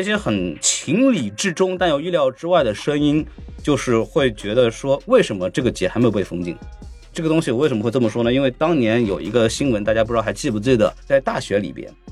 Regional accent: Shanghai, China; 我出生在上海嘛

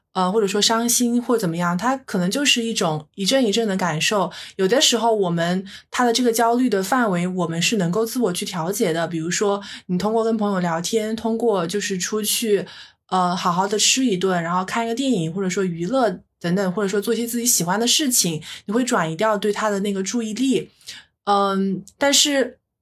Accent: China; 我们中国人

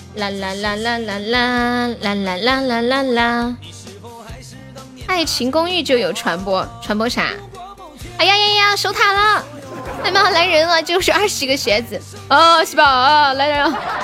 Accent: Sichuan, China; accent: Sichuanese; 我们四川话说洗头，就是洗脑壳，头疼，就是脑壳痛

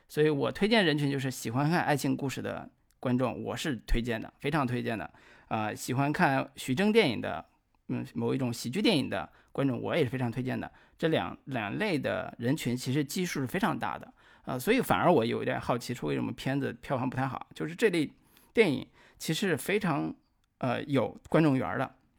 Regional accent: northern China, China; 我们北方方言，比如说北方官话，或者是东北话

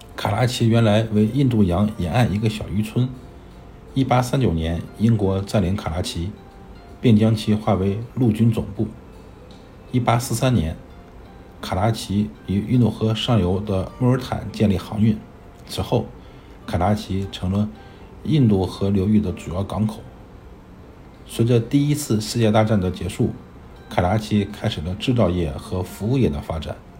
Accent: rural Northeast China, China; 我小时候生活在东北农村

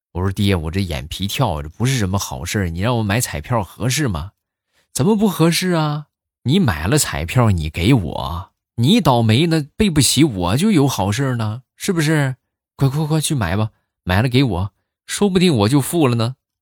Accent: Shandong, China; 我也是山东的，对你有一种老乡的亲切感。

